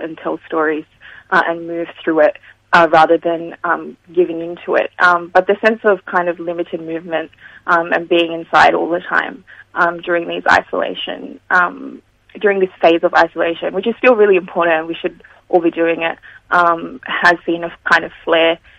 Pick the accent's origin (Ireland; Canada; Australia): Australia; Sydney, New South Wales; I'm from kind of Mount Druitt